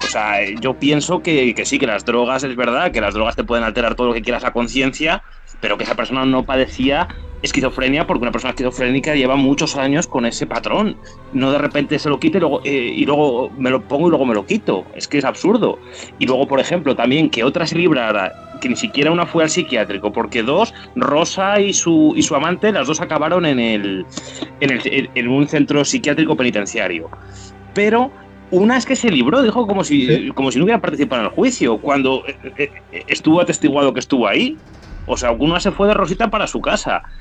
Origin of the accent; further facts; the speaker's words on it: Salamanca, Castile and León, Spain; yo soy de Salamanca